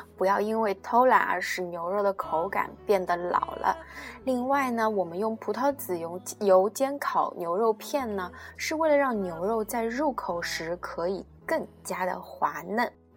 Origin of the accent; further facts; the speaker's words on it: China; 我们中国人民